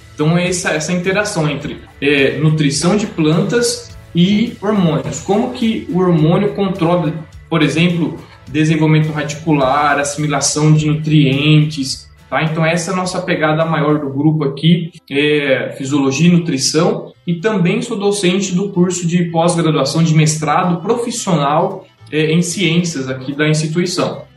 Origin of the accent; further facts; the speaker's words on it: Tabatinga, São Paulo, Brazil; moved away as an adult; also born or lived in Jaboticabal; now in Marília, Brazil; sou de Tabatinga, uma pequena cidade no interior de São Paulo